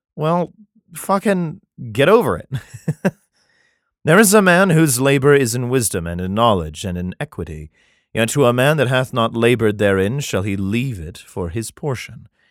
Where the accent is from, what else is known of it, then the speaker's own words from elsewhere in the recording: United States; I'm American